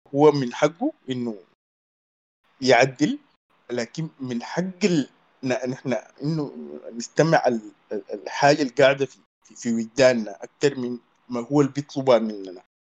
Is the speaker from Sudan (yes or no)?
yes; Sudan; عندنا في السودان